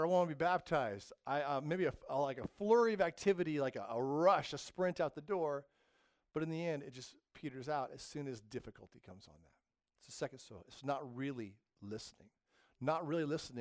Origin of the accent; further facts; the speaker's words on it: the desert in California, United States; I grew up in the desert in California